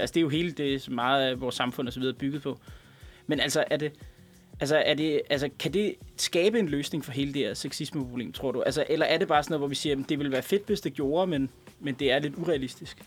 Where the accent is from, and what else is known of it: Denmark